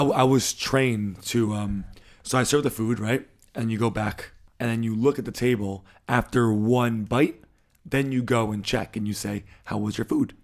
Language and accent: English; United States; moved away as an adult; now in Germany; as an American